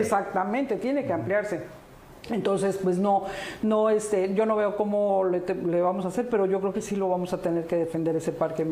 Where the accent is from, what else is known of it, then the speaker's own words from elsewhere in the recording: Cancún, Quintana Roo, Mexico; also born or lived in Brussels; yo soy nacida en, el extranjero, en Bruselas mi papá era italiano, mi mamá era mexicana, mi abuelita era boliviana, tengo así un poquito de todo. Pero aparte crecí en Cancún